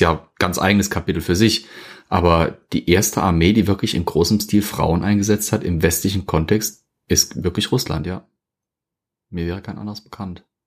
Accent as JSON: {"language": "German", "country": "Germany", "said": "bei uns in Deutschland"}